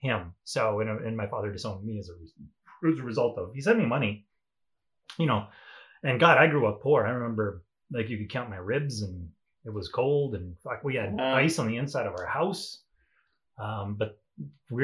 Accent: La Ronge, Saskatchewan, Canada; moved away; also born or lived in Sandy Bay, Saskatchewan / South Korea; I grew up in Treaty 10 territory, up in LaRonge and Sandy Bay, Saskatchewan, which is up in the north.

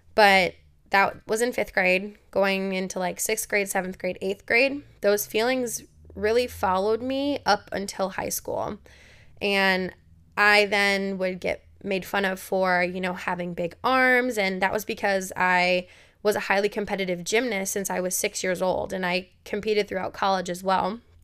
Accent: Milwaukee, Wisconsin, United States; I grew up in Milwaukee, Wisconsin

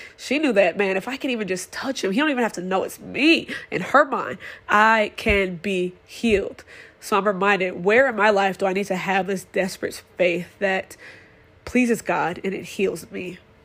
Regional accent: Madison, Wisconsin, United States; I am born and raised in Madison, Wisconsin

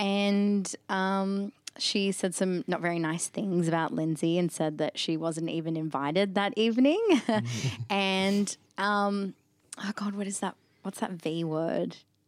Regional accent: Northern New South Wales, Australia; also born or lived in Gold Coast, Queensland; I grew up in Northern New South Wales, 5 minutes away from the border, and had to cross the border every day to go to school on the Gold Coast. And my friendship circle was on the Gold Coast, so I straddled the state line.

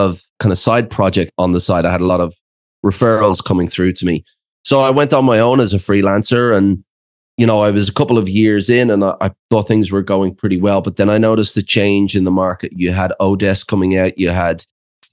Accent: Ireland; moved away as an adult; also born or lived in Australia; I'm actually from Ireland, but I went over to Australia as a 20-year-old backpacker.

